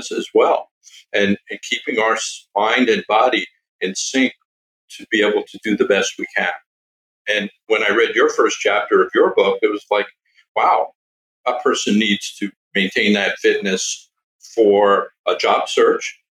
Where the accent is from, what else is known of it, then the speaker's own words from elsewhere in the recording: Long Island, New York, United States; I grew up on Long Island, New York.